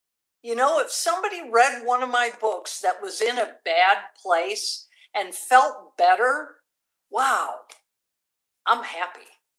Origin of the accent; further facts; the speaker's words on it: San Antonio, Texas, United States; And it was right here in San Antonio that year. So it was my home state, so I didn't even have to fly in.